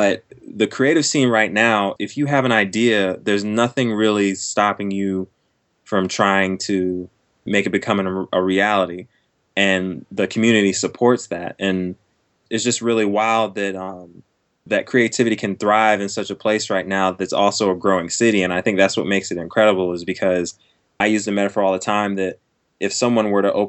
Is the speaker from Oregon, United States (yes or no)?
no; Fort Irwin, California, United States; born there; also born or lived in Texas / Georgia / Germany; now in Raleigh, United States; I was born in Fort Irwin, California, and from there, we moved to Fort Hood, Texas, and from there to Georgia, and then overseas to Germany